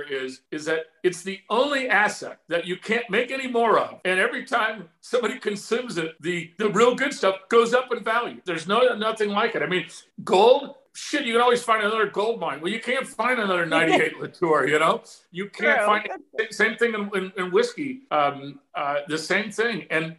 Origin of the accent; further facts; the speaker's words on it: near Santa Anita, California, United States; also born or lived in Washington; now in Arizona, United States; I grew up near Santa Anita.